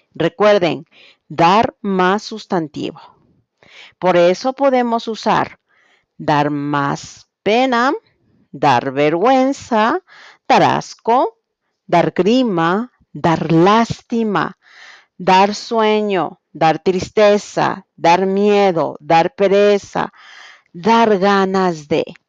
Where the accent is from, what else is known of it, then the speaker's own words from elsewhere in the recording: Quito, Pichincha, Ecuador; soy de Quito, Ecuador